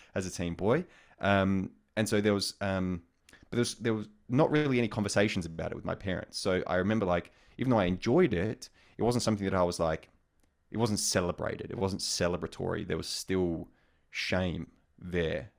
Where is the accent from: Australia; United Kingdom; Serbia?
Australia; moved away; also born or lived in United States; as an Australian guy in an American context